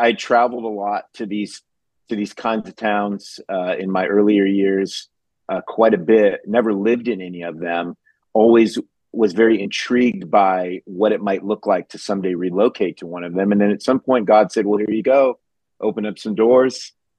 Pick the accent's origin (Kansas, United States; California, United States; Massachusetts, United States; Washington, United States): California, United States; now in Ashland, United States; I'm a transplant. I'm from Southern California 13 years ago to Mid Ohio to a town called Ashland